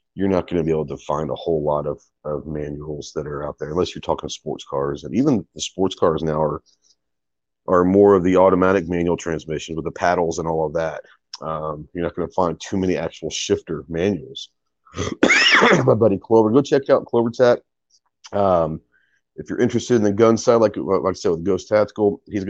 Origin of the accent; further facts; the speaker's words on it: Plano, Texas, United States; I grew up in Plano, Texas, which is outside of Dallas.